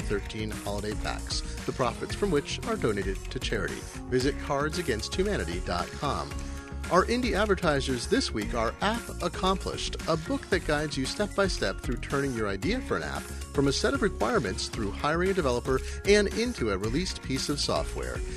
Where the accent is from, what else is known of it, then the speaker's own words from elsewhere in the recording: Eugene, Oregon, United States; now in Seattle, United States; I grew up in Eugene, Oregon, which was a super biking town when I was a kid